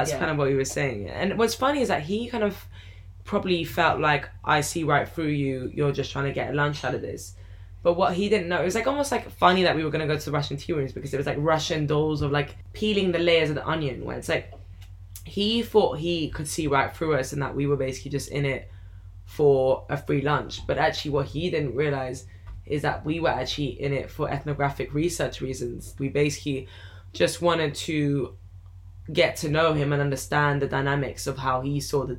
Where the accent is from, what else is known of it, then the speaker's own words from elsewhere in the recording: Iran; as soon as I said I was from Iran